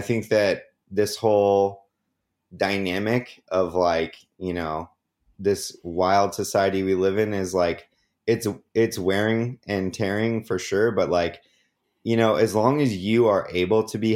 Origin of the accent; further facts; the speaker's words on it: Oregon, United States; moved away as an adult; now in Los Angeles, United States; people growing up in Oregon as a white man, a little bit jaded. There's a lot of there's a lot of people just like me up there